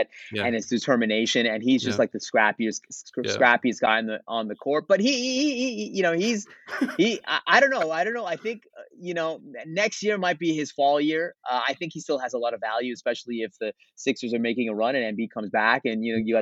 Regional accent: Canada; I'm from Canada

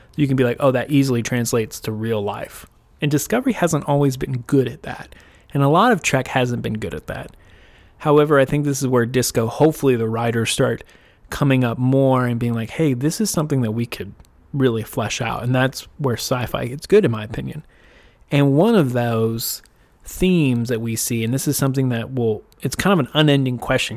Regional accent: United States; as an American

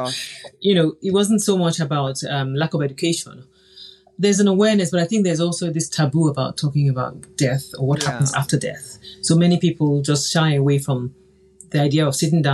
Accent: Nigeria; I grew up in Nigeria in the 70s where there are families that own bakeries, airlines, newspapers

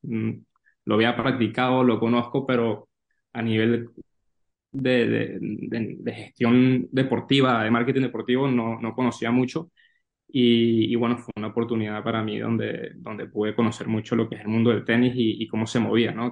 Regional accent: Venezuela; moved away as an adult; also born or lived in New York / Valencia, Spain; now in Spain; que no soy de España, que soy de Venezuela

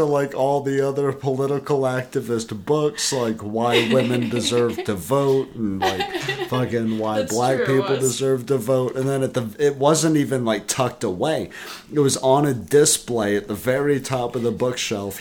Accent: the South, United States; We're from the South. We grew up amongst the Walmart people

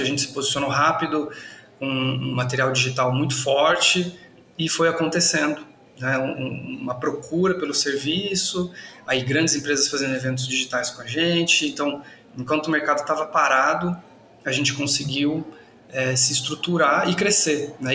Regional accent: São José dos Campos, São Paulo, Brazil; moved away as an adult; now in Ribeirão Preto, Brazil; Sou nascido em São José dos Campos, acho que ele um pouquinho do começo, né, da vida, fiquei até os 18 anos por lá

